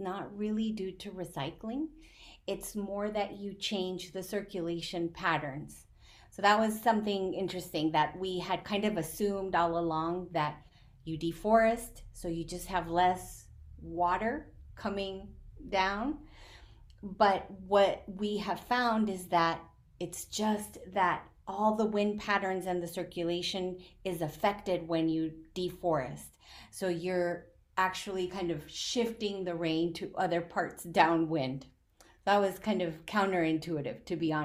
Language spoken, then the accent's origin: English; Colombia; now in United States; I'm from Colombia